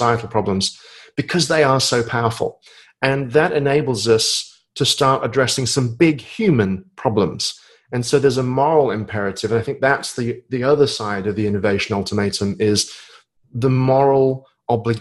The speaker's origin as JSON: {"language": "English", "country": "United Kingdom", "moved": "as an adult", "lives_now": "United States", "said": "I live in the States, but I'm a Brit."}